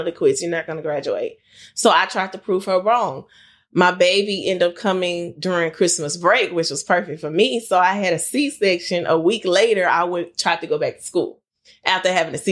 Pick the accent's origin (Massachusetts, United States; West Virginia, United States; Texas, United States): Texas, United States; Houston; also born or lived in Lake Charles, Louisiana; I am from Houston, Texas. My family is from Lake Charles, Louisiana, but I've been living here since I was 6 or 7 years old